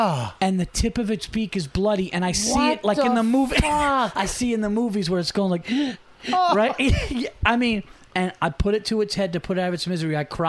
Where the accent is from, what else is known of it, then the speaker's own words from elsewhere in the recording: Yonkers, New York, United States; born in Yonkers.